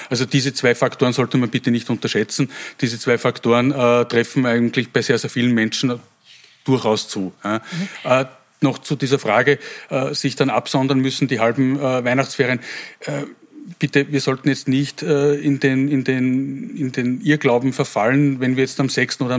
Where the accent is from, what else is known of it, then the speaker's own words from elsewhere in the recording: Wels, Upper Austria, Austria; Äh, ich komme aus Wels